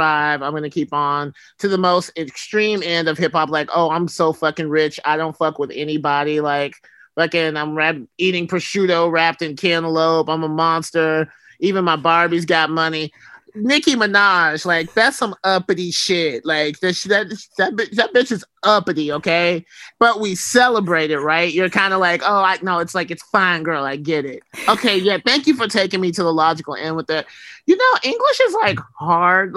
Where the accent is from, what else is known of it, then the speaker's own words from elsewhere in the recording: Alabama, United States; moved away; also born or lived in West Coast; growing up in Alabama